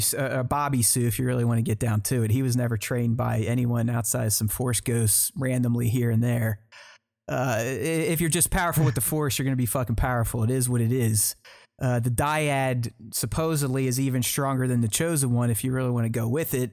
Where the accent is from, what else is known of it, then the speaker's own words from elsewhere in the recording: United States; I'm American